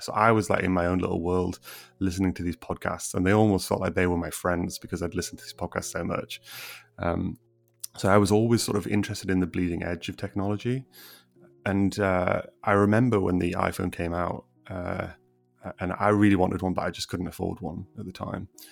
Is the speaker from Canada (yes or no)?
no; Middlesbrough, North East England, United Kingdom; moved away; I'm from Middlesbrough originally and from quite a deprived area within Middlesbrough.